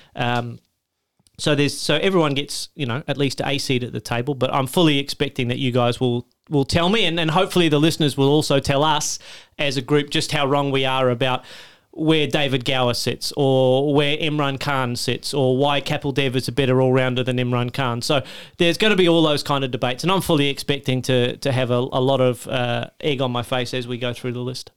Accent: Australia; as an Australian

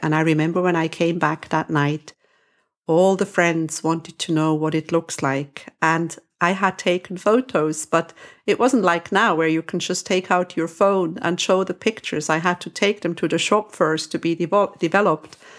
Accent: Switzerland; now in Cyprus; I am from Switzerland.

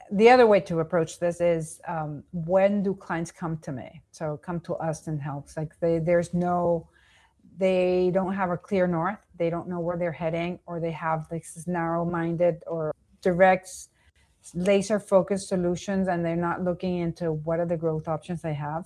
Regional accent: Venezuela; also born or lived in New York, United States; now in Miami, United States; I was born and raised in Venezuela, then I, I s, lived in New York, and then I came back and, and currently in Miami.

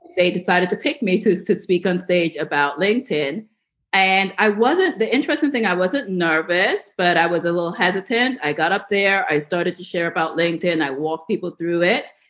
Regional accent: New York, United States; I grew up in New York

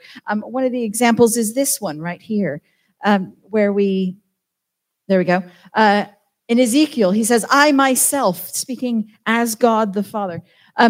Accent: Southern California, United States; now in Wales, United Kingdom; I'm from Southern California

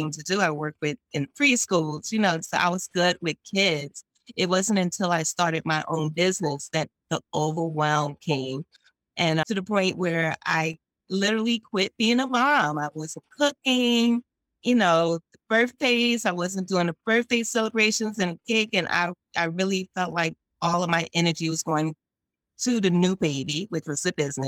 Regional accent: New York, United States; I'm from New York

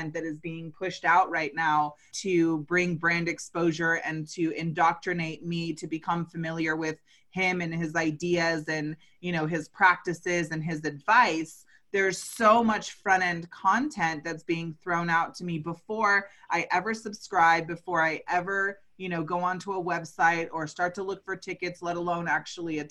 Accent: California, United States; I'm originally from California, so I grew up in the heart of cannabis culture

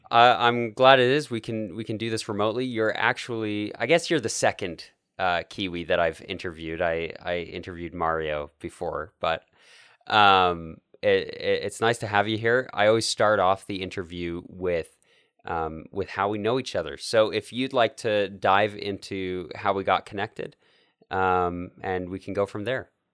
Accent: Calgary, Alberta, Canada; my hometown of Calgary

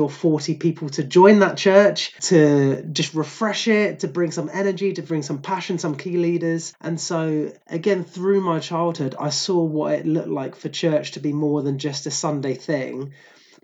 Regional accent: Croydon, London, United Kingdom; also born or lived in Aberdeenshire, Scotland; now in Inverclyde, United Kingdom; I grew up in a very charismatic Anglican church in South London. So I'm originally from Croydon

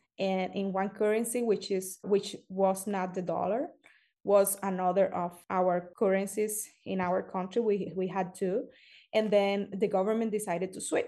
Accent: Cuba; now in United States; I am from Cuba

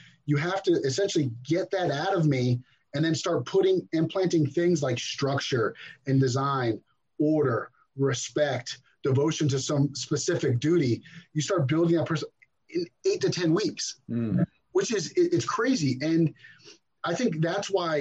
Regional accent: New Jersey, United States; also born or lived in Brooklyn, New York; I grew up in New Jersey for the most part. I was born in Brooklyn, but pretty much grew up in New Jersey.

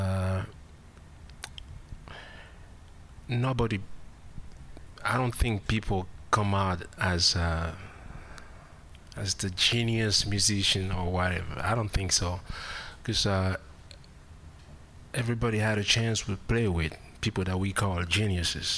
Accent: Cameroon; English is a second language; moved away as an adult; I grew up, and I was born in Cameroon, Central Africa.

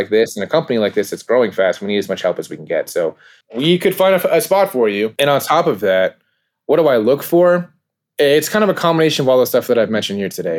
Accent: California, United States; I'm from California myself. I have family that's from the East Coast.

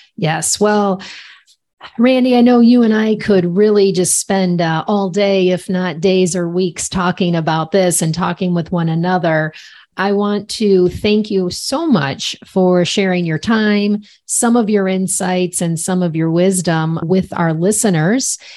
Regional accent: Cleveland, Ohio, United States; I'm from Cleveland

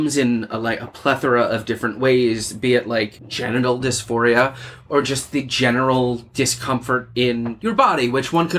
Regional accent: Pennsylvania, United States; moved away as an adult; now in New York, United States; growing up in Pennsylvania

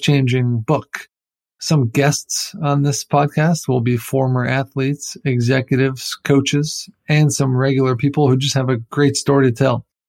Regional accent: East Coast, United States; moved away as an adult; now in California, United States; I'm from the East Coast originally, but have lived in California for the last decade

